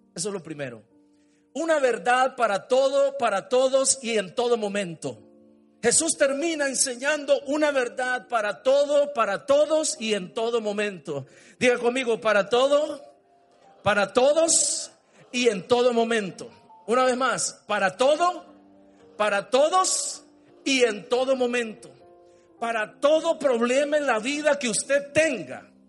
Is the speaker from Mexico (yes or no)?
no; Montelimar, Managua, Nicaragua; Yo tenía tal vez unos seis años, él tenía siete. Salimos en la casa nuestra de Montelimar